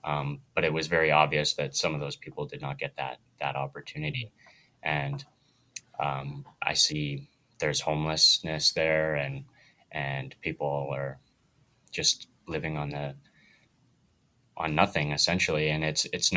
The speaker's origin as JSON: {"language": "English", "town": "Wetaskiwin", "region": "Alberta", "country": "Canada", "tie": "born or raised there", "moved": "as an adult", "lives_now": "Camrose, Canada", "said": "I grew up not too far from Camrose. It's a place called Wetaskiwin."}